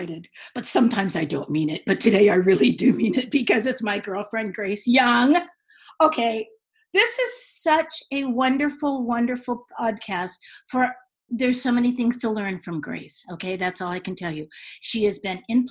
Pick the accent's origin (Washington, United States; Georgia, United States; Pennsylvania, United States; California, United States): California, United States; San Francisco; I'm from San Francisco.